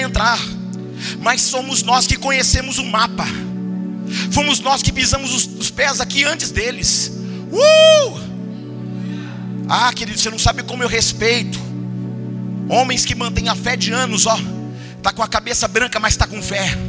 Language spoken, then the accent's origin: Portuguese; Teófilo Otoni, Minas Gerais, Brazil; moved away; lá de Teofilotone, lá de onde eu nasci